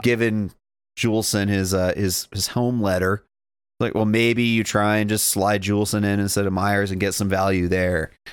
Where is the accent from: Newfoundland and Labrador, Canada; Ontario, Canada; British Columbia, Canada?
British Columbia, Canada; Dawson Creek; I'm from Dawson